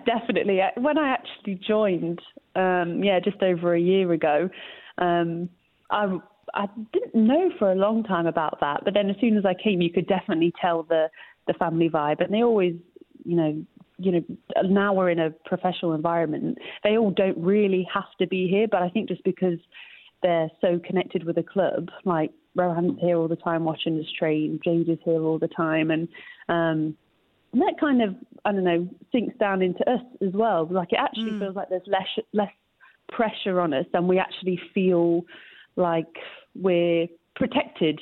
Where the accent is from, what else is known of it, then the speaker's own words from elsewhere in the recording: Leicester, East Midlands, United Kingdom; moved away as an adult; also born or lived in Los Angeles, United States; I grew up here and had the same mentality.